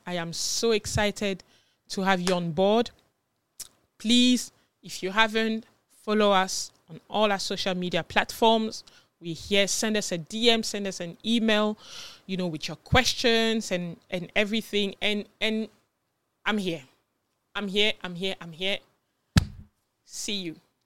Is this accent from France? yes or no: yes; France; moved away as an adult; also born or lived in Ghana; now in United Kingdom; I am from Ghana originally, but I was born in France and I came to the U K when I was about, I think, nineteen or twenty